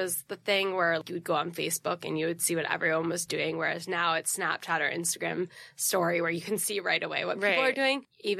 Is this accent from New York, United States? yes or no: yes; New York City, New York, United States; also born or lived in Connecticut; I grew up born and raised Upper East Side.